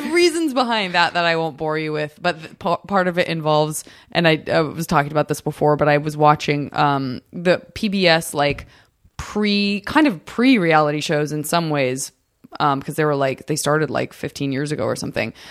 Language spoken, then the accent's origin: English; Tucson, Arizona, United States; I'm from Tucson